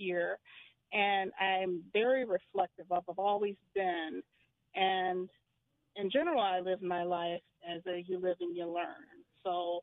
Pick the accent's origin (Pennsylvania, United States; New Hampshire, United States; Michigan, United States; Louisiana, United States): Michigan, United States; Detroit; I grew up in Detroit.